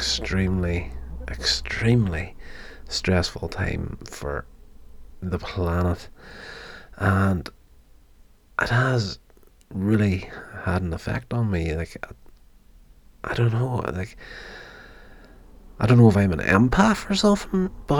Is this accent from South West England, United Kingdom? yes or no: no; Northern Ireland, United Kingdom; I was born and brought up in Northern Ireland